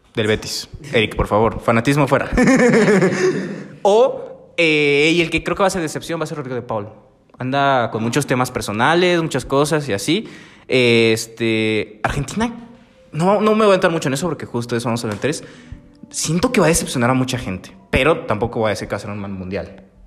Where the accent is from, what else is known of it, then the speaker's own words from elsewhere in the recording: Mexico; como mexicano, mexicano